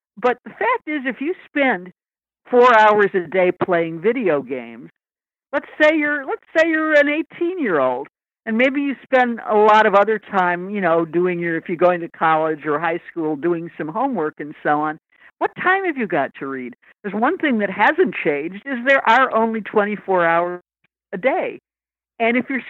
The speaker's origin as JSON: {"language": "English", "town": "Lansing", "region": "Michigan", "country": "United States", "tie": "born or raised there", "moved": "yes", "said": "I grew up in Lansing, Michigan"}